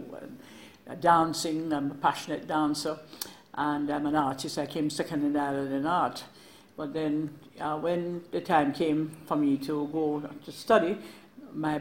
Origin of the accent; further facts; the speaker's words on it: Savanna-la-Mar, Westmoreland, Jamaica; also born or lived in Germany / England; I grew up in Westmoreland. My mother was the pioneer of the grill, and I grew up in a guest house business in Savannah Lamar